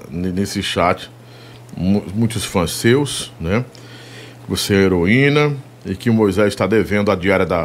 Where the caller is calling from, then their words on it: Maracanaú, Ceará, Brazil; Eu sou de Maracanaú, Ceará.